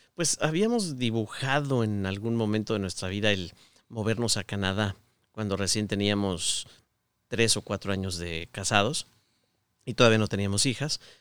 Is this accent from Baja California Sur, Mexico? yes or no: no; Mexico City, Mexico; moved away as an adult; also born or lived in Querétaro / Guadalajara / Aguascalientes; now in Michigan, United States; yo nací en Ciudad de México, pero cuando me casé me fui a vivir a Querétaro